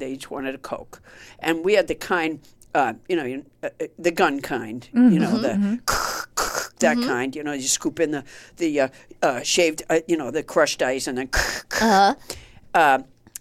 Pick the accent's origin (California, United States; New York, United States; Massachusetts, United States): Massachusetts, United States; also born or lived in Orlando, Florida; I was so homesick from Massachusetts that I came back